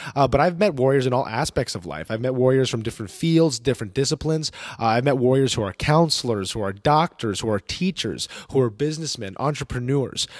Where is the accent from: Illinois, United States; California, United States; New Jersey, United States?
New Jersey, United States; also born or lived in New York City; now in Dallas Fort Worth, United States; I was born in New York City, uh, raised in the state of New Jersey, uh, but now I call the great state of Texas home